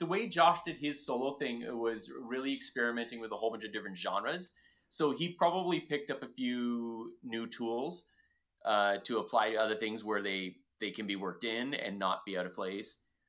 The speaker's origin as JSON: {"language": "English", "region": "Ontario", "country": "Canada", "said": "But you're from Ontario. I'm from Ontario. We get it. Eh?"}